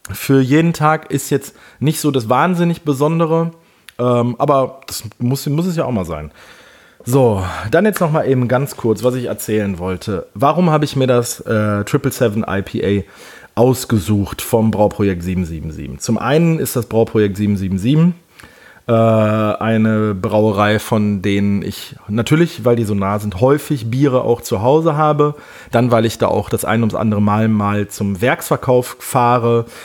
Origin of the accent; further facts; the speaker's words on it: Wesel, North Rhine-Westphalia, Germany; Denn hier bei uns in Wesel gibt es, äh, äh, beziehungsweise die Stadt Wesel ist so um die 800 Jahre alt. Die hat früher mal eine Festungsmauer gehabt. Wesel war mal eine Hansestadt, also meine Heimatstadt.